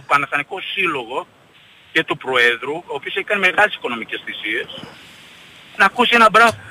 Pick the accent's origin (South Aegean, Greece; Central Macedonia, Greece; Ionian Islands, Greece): South Aegean, Greece; Rhodes; now in New Jersey, United States; Από τη Ρόδο είμαι.